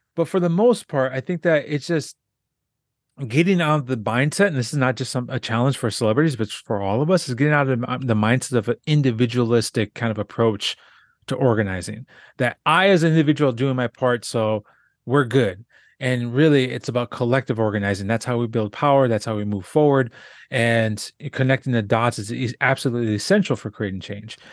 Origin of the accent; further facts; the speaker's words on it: Southwest Minnesota, United States; also born or lived in South Dakota; I grew up in Southwest Minnesota